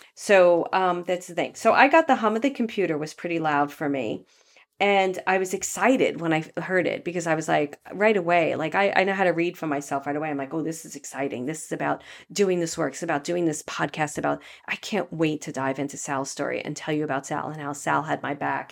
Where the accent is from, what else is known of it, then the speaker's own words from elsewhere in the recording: New York City, New York, United States; also born or lived in Los Angeles, United States; now in Marin County area, United States; I went to a very elite Catholic grammar school where, um, it was two city blocks, which is huge in Brooklyn